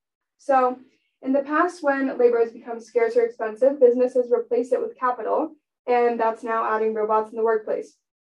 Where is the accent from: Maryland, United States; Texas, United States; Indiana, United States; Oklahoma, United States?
Maryland, United States; Rockville; I'm from Rockville, Maryland